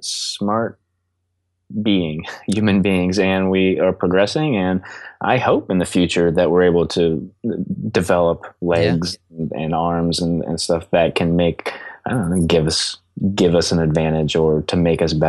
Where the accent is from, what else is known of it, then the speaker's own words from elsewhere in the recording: Belle Vernon, Pennsylvania, United States; moved away; my hometown, Belvern in Pennsylvania